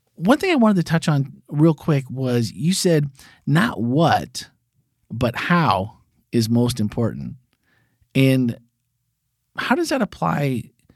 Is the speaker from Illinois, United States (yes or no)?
no; Wisconsin, United States; I grew up in Wisconsin, so there were dairy farms everywhere.